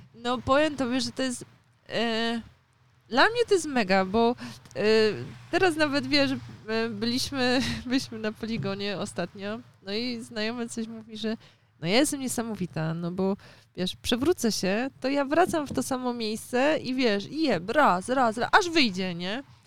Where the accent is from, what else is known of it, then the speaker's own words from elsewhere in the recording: Poznań, Greater Poland, Poland; u nas w Poznaniu